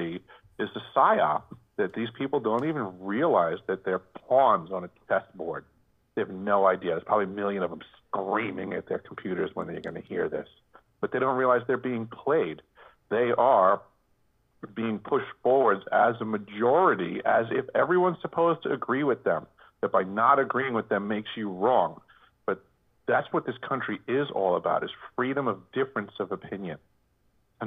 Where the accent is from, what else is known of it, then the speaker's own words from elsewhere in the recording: New York, United States; moved away; I came from New York, where we were always taught that it was a great melting pot